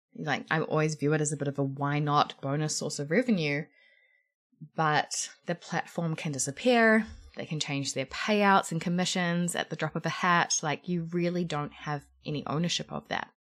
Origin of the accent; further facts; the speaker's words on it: New Zealand; I'm a New Zealander